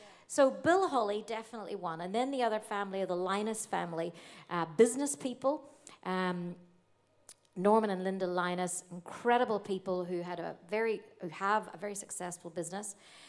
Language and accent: English; Australia; And I said, "Oh, I'm from Australia."